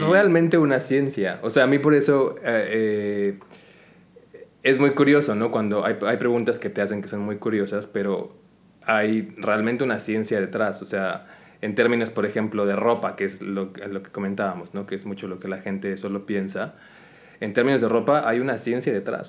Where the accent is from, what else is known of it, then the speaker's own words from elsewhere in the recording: Mexico; now in Qatar; llegas aquí como latino, como mexicano específicamente